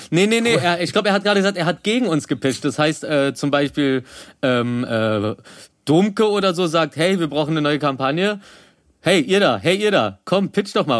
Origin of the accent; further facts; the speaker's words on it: Berlin, Germany; also born or lived in Rosenthal, Berlin; ich komm eigentlich aus Reinickendorf, also äh, jetzt wohne ich am Rosenthal, aber ich komme eigentlich aus Reinickendorf